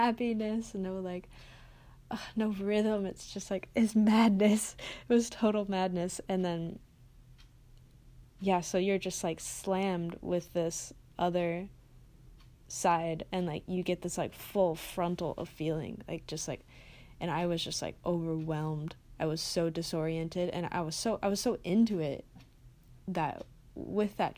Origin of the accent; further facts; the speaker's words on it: Midwest, United States; I grew up in the Midwest